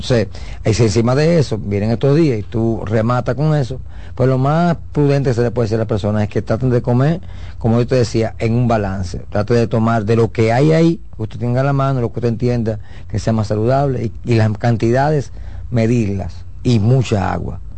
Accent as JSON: {"language": "Spanish", "country": "Dominican Republic", "said": "nosotros como dominicanos"}